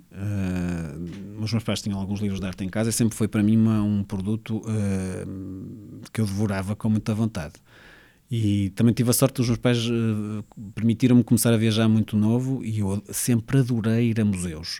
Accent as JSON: {"language": "Portuguese", "town": "Porto", "region": "Norte", "country": "Portugal", "tie": "born or raised there", "also_born_or_lived": "Mozambique / Espinho", "said": "Eu nasci em Moçambique, mas sim, pode dizer-se que sou do Porto. A minha família é de Espinho, mas eu vivo, já vivo no Porto há muitos, muitos anos, sim."}